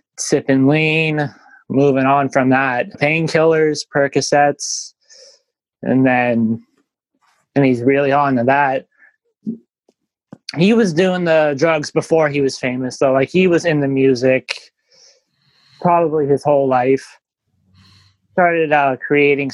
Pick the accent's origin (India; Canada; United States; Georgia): Canada; Winnipeg, Manitoba; I grew up in Winnipeg, Manitoba, Canada. I grew up in the north end of Winnipeg.